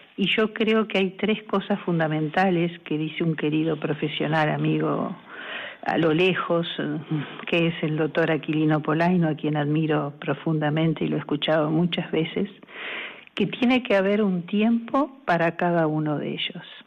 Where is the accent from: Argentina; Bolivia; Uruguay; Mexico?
Uruguay; moved away as an adult; now in Spain; soy uruguaya y en España casi 15